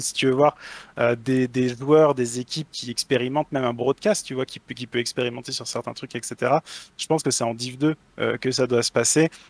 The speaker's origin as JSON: {"language": "French", "region": "Brittany", "country": "France", "said": "je suis breton d'origine"}